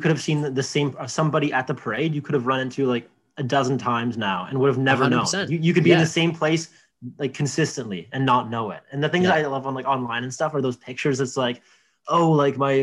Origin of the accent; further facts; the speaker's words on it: Markham, Ontario, Canada; I'm from Markham, Ontario